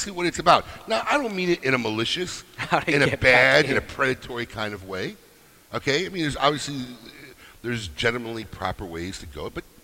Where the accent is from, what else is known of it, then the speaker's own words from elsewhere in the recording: United States; I have immigrant parents, so I knew growing up, especially as an American, you know, first generation here